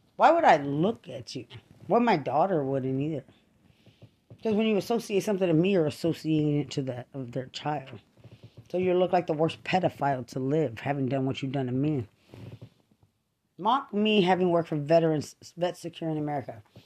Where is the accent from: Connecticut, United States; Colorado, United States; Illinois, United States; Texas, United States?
Texas, United States; Lubbock; now in San Antonio, United States; I'm from Lubbock, Texas